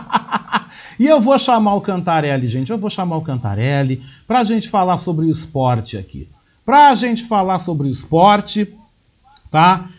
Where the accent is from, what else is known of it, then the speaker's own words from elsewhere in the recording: Rio Grande do Sul, Brazil; eu sou gaúcho